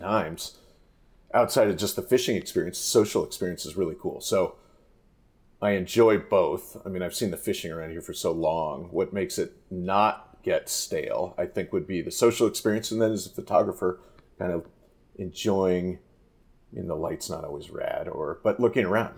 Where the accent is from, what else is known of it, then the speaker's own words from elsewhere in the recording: Santa Barbara, California, United States; moved away as an adult; also born or lived in Missoula, Montana / Idaho; now in Sudden Valley, Idaho, United States; growing up in Santa Barbara